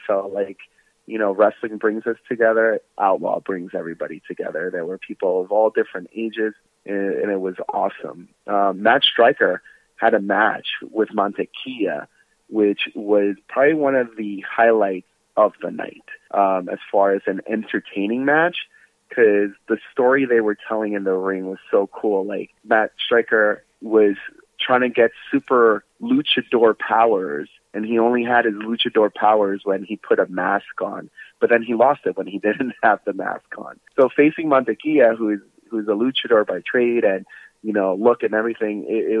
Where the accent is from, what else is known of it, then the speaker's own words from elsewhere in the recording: Jamaica; I grew up in Jamaica, so I was like, it felt kind of familiar in a way.